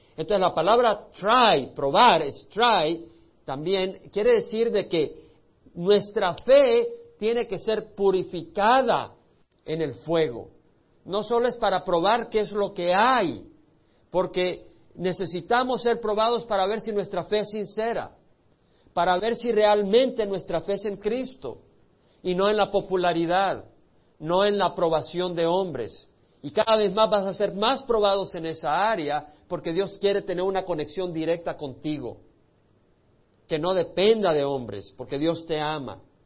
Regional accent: El Salvador; moved away; Yo tuve que salir del Salvador por la guerra civil

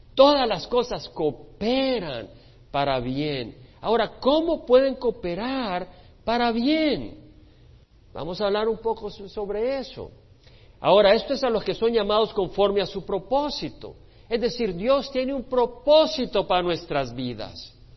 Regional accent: El Salvador; moved away; Nosotros que venimos de un país que estaba dividido en la guerra civil, los que venimos del Salvador

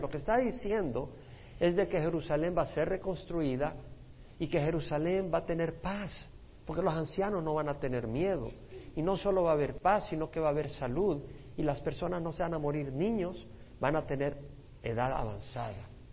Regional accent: El Salvador; Yo nací en El Salvador, yo en El Salvador jamás hubiera recibido al Señor

